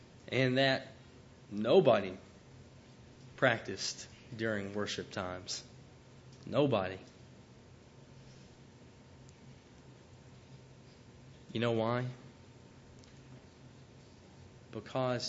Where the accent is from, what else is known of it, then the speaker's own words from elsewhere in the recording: Chattanooga, Tennessee, United States; I grew up in Chattanooga, Tennessee, and very religious part of the country.